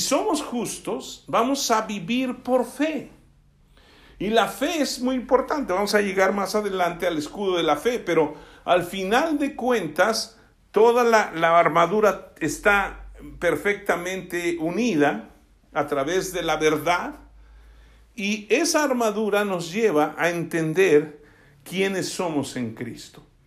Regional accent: Alvarado, Veracruz, Mexico; el hecho de que yo sea de Alvarado, Veracruz, voy a seguir diciendo tanta majadería que dicen allá

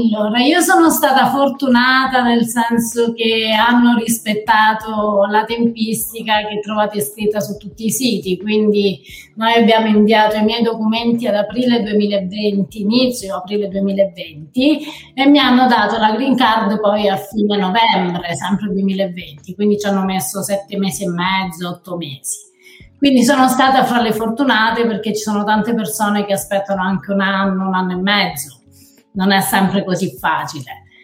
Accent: Dasà, Calabria, Italy; moved away as an adult; also born or lived in Rome, Italy / Maine, United States; now in United States; Io sono di un piccolissimo paese che si chiama Dasà, sconosciuto al mondo

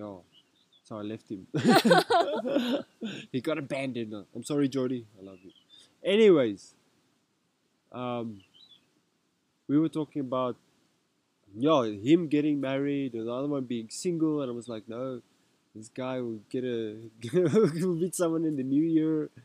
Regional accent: Rustenburg, North West, South Africa; first language Afrikaans; English is a second language; Me, I grew up in Rustenburg. I'm actually Afrikaans.

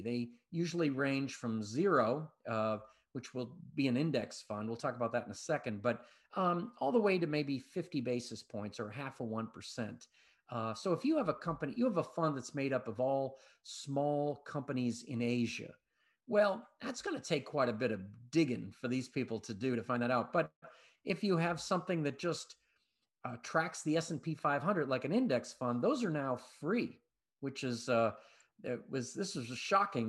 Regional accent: Boston, Massachusetts, United States; moved away; I'm originally from Boston

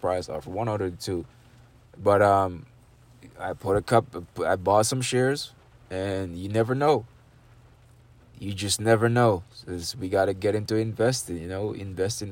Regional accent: Jamaica; I'm from Jamaica. I'm from a third world country

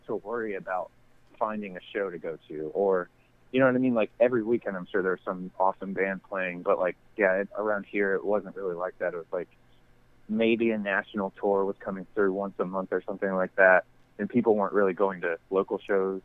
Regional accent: North Carolina, United States; I didn't really necessarily grow up in Raleigh, but I grew up in North Carolina

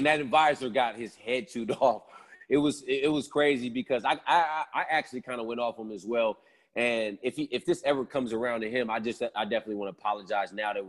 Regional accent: Sacramento, California, United States; I'm from Sacramento, so it was only an hour away.

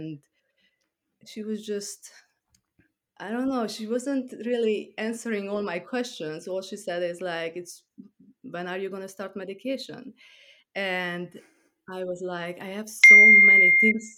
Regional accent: Transylvania, Romania; moved away as an adult; also born or lived in Hungary / New York; now in Long Island, United States; I grew up in Transylvania, which is part of Romania. And I moved to New York when I was 21.

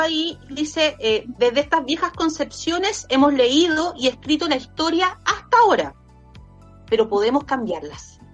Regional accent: Villa Alemana, Valparaíso, Chile; yo soy de acá de Villa Alemana

